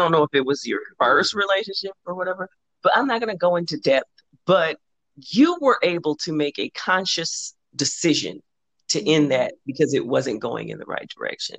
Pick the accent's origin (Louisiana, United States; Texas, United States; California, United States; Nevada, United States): California, United States; Los Angeles; I'm from South Central Los Angeles